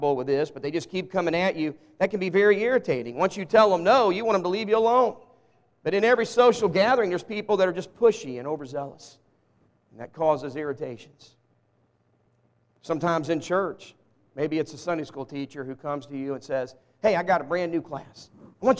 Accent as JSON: {"language": "English", "town": "Walnut Ridge", "region": "Arkansas", "country": "United States", "tie": "born or raised there", "said": "I was born in Walnut Ridge, Arkansas. Raised in the South"}